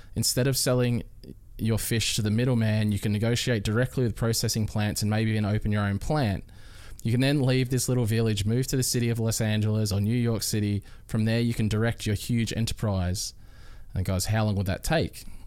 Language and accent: English; Melbourne, Victoria, Australia; moved away as an adult; also born or lived in Queensland; now in Gold Coast, Australia; I'm originally from Melbourne